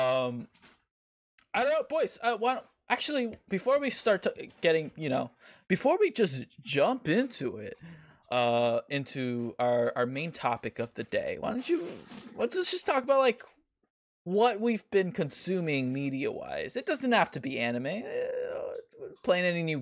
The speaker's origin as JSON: {"language": "English", "region": "California", "country": "United States", "said": "we're all from California."}